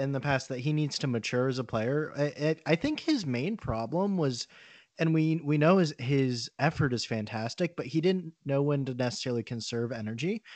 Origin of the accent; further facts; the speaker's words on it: Orlando, Florida, United States; growing up in Orlando